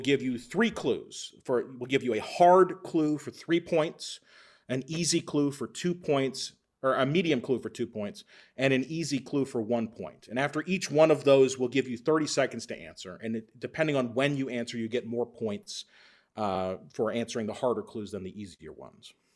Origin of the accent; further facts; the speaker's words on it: Texas, United States; moved away as an adult; now in Minnesota, United States; I'm actually from Texas originally